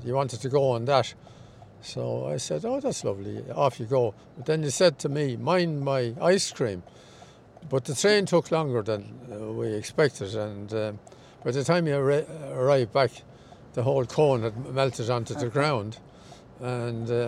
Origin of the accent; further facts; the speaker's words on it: Dublin, Leinster, Ireland; also born or lived in Roscrea; I was born in Dublin, up in Beaumont, near where the Beaumont Hospital is now